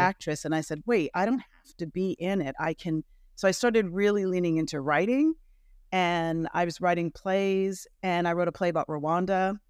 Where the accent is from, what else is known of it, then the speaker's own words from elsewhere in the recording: New York, United States; moved away; I'm from New York originally